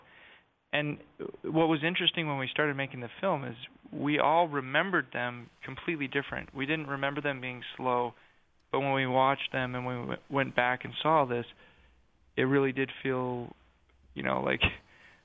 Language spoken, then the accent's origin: English; Sandy, Utah, United States; now in New York, United States; I grew up in Sandy